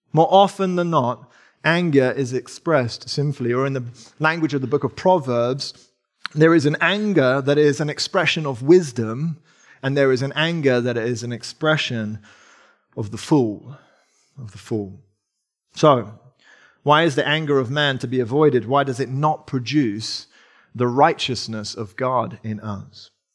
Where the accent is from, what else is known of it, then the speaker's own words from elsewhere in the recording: England, United Kingdom; accent: English; Sarah and I, if you can't tell from my accent and the way that I say wrath instead of wrath, um, we're, we're English